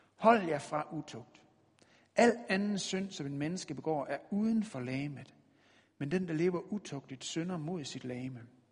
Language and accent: Danish; West Jutland, Denmark; vi er jo fra Vestjylland af